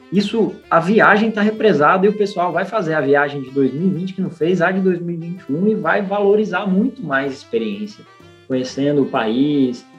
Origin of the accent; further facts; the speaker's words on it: Goiás, Brazil; also born or lived in Rio Grande do Norte / São Paulo; now in Natal, Brazil; eu sou goiano, mas sou potiguar de coração.